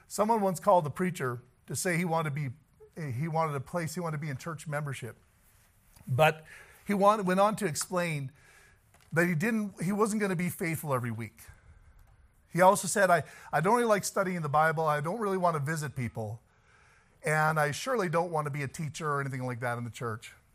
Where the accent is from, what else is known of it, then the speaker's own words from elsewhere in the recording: the South, United States; I'm from the South.